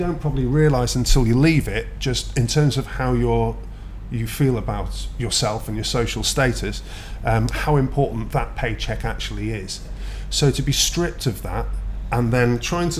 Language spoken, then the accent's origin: English; United Kingdom; born or raised there; now in Dubai, United Arab Emirates